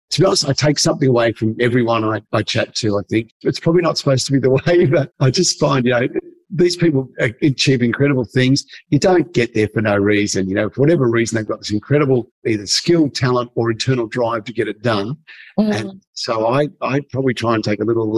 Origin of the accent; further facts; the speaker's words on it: Geelong, Victoria, Australia; I grew up in Geelong in Victoria, probably one of the coldest places on earth.